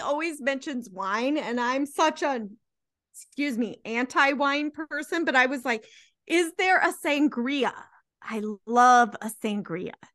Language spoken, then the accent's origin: English; United States; We're American